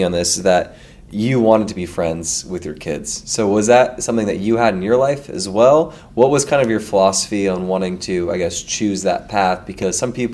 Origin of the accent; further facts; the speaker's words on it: Menlo Park, California, United States; also born or lived in Atherton; I grew up in Menlo Park